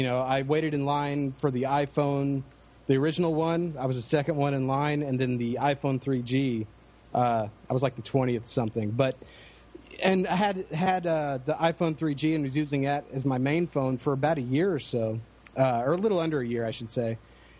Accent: Dallas, Texas, United States; Dallas, Texas.

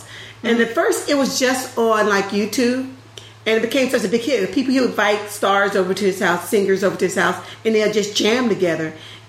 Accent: the South, United States; I know a lot of country songs because I grew up in the South

